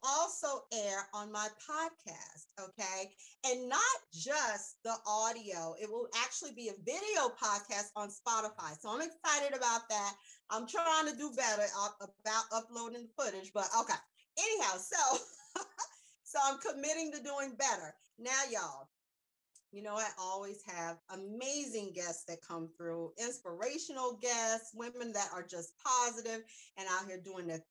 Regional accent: South Carolina, United States; moved away; I'm born in North Carolina, raised in South Carolina

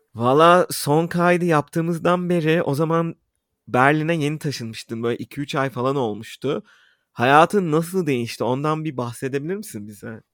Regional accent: Istanbul, Turkey; İstanbul'da büyüdüğümüz için

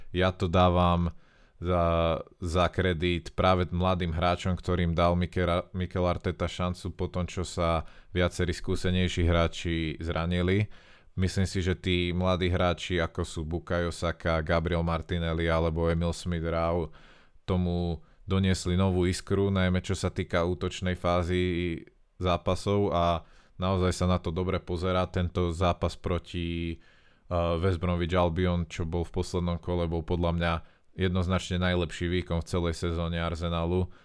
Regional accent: Slovakia; sme Slováci

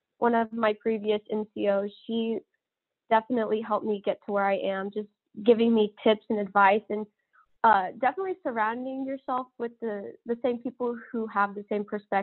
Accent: Anderson, Texas, United States; moved away as an adult; I am originally from Texas. I grew up in a really small town, about 200 people, called Anderson

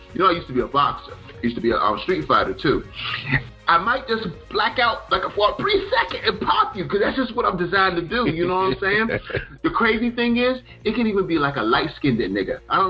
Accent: the South, United States; I grew up primarily in the South, you know, Charleston, Florida, Mississippi, Alabama.

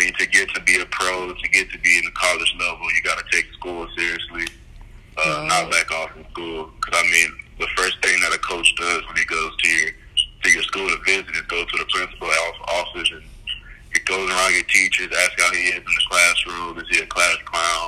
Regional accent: Nacogdoches, Texas, United States; moved away; I'm from Nacogdoches, so it's like a small town

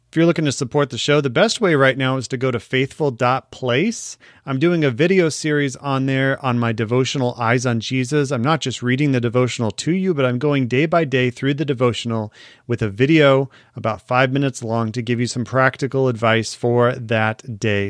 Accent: Arizona, United States; my home state

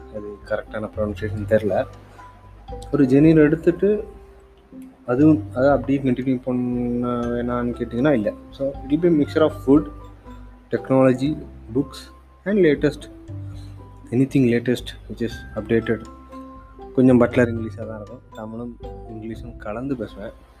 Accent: Kanyakumari, Tamil Nadu, India; moved away as an adult; now in Hyderabad, India; இந்தியாவின் தென்குடியான கன்னியாகுமரியிலிருந்து பிறந்தேன் வளர்ந்தேன் காலேஜ் வரைக்கும் அங்கே தாங்க படித்தேன்

